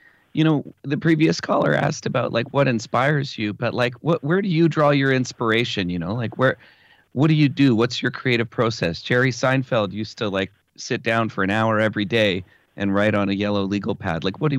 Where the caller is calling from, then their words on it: Windsor, Ontario, Canada; I'm calling from Canada. I listened to your show from Windsor.